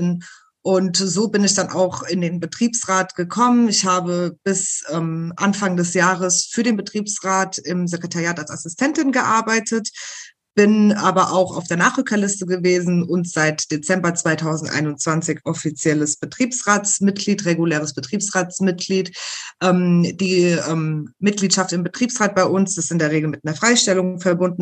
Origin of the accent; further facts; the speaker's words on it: Rüsselsheim, Hesse, Germany; engagiere mich deswegen auch hier im, im spanischen Verein bei uns in Rüsselsheim